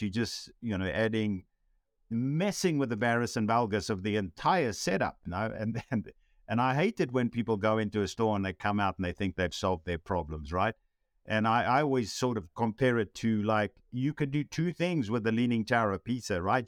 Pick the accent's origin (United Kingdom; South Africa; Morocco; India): South Africa; growing up in South Africa